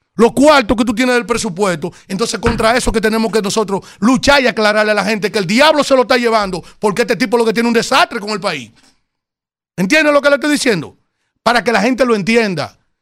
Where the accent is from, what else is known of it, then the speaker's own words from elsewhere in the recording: Yaguate, San Cristóbal, Dominican Republic; este humilde … de Yaguate